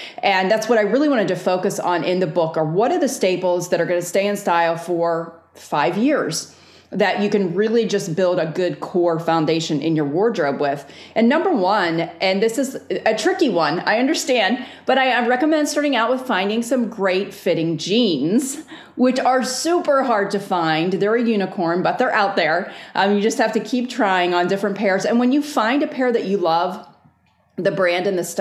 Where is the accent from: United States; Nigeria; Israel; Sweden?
United States; Northeast; now in the South, United States; I live in the South now. I grew up in the Northeast.